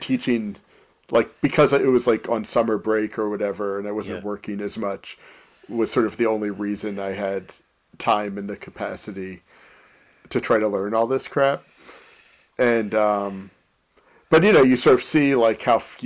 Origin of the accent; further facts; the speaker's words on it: Philadelphia, Pennsylvania, United States; moved away as an adult; also born or lived in Pittsburgh; now in Chicago, United States; born in Philadelphia. I left Philadelphia to go to college in Pittsburgh